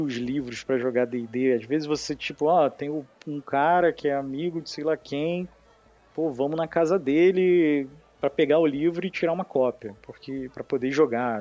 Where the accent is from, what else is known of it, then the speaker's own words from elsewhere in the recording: Rio de Janeiro, Brazil; accent: carioca; Sou carioca